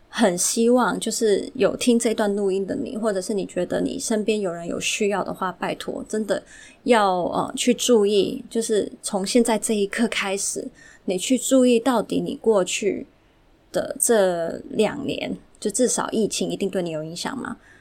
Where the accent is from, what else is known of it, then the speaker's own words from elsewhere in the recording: Hong Kong; 本身是从小就在香港长大的。 对，虽然父母都是台湾人啊，但是我就是一直是香港长大的土生土长